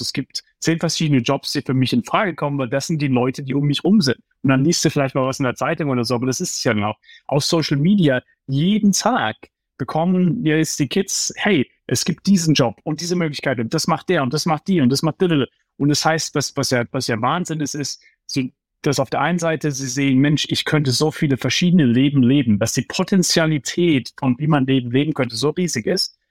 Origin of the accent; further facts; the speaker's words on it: Heidelberg, Baden-Württemberg, Germany; now in New York, United States; ich bin aufgewachsen im Umfeld, ja, du, du weißt, äh, ich komme aus Heidelberg